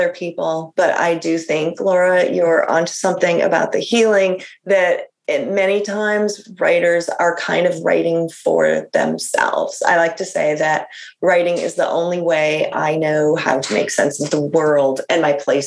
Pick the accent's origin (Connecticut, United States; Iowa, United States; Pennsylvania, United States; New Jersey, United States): Iowa, United States; Iowa City; moved away; I grew up in Iowa in a college town. So, you know, a nice sort of the garden spot of Iowa, Iowa City